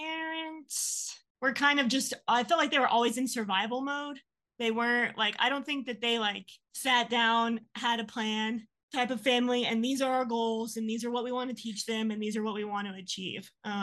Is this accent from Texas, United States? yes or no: yes; San Angelo, Texas, United States; San Angelo. It's like 3 hours from here.